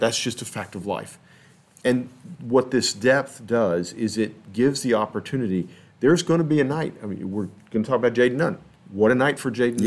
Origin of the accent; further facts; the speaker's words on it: Texas, United States; now in Kansas City, United States; I'm from Texas. I'm not from Kansas City